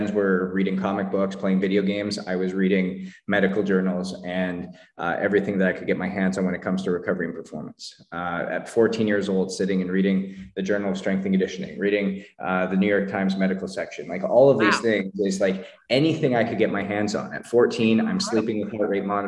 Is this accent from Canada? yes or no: yes; Canada; I grew up in Canada